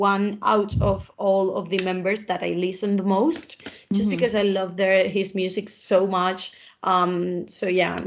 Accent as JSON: {"language": "English", "country": "Spain"}